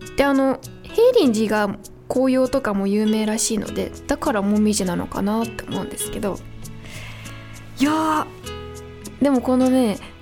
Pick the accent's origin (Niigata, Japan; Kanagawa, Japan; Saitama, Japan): Saitama, Japan; Niiza; 地元埼玉県新座市